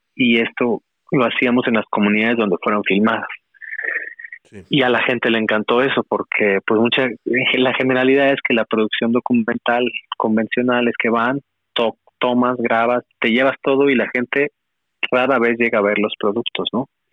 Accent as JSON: {"language": "Spanish", "region": "northern Mexico", "country": "Mexico", "accent": "norteño (northern)", "moved": "yes", "lives_now": "Xalapa, Mexico", "said": "no puedo decir que soy jalapeño, este, porque siempre me dicen que tengo acento del norte"}